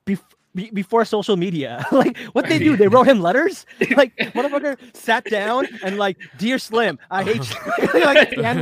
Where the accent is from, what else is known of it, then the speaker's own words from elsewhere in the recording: Newark, New Jersey, United States; I'm from Newark